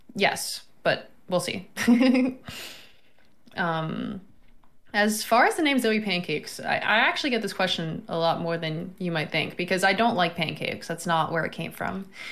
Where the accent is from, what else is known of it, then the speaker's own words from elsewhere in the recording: Florida, United States; moved away; also born or lived in New York; I'm from Florida